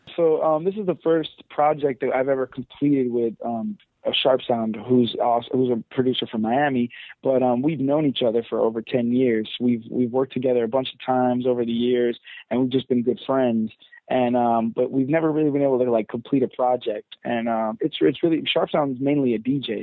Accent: London, United Kingdom; I was born in London, so I'm I'm British at heart

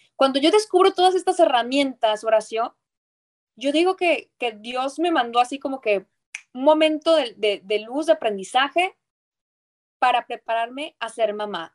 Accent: northern Mexico, Mexico; soy norteña

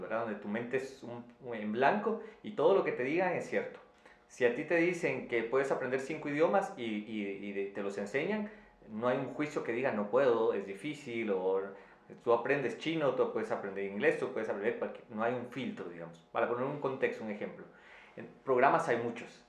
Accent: Quetzaltenango, Guatemala; en la ciudad donde yo, de donde yo vengo, en Quetzaltenango, en Guatemala, que es la segunda ciudad

